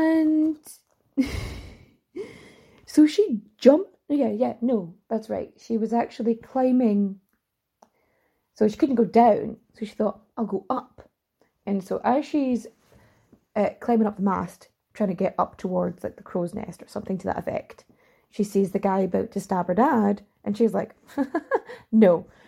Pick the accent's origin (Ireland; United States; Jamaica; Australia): Ireland; accent: Irish; my accent is a little too Irish for it, and I'm also a little bit too posh for it, I'm told.